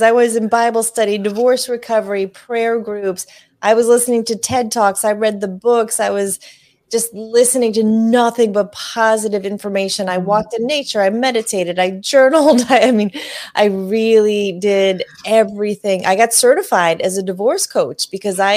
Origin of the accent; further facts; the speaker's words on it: Northeast, United States; I grew up in the Northeast